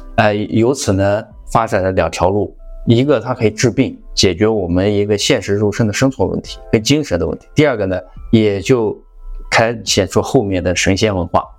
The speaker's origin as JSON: {"language": "Chinese", "town": "Tianshui", "region": "Gansu", "country": "China", "tie": "born or raised there", "moved": "yes", "said": "在我老家，因为我是甘肃天水人，我们那里道教很发达，道学很发达"}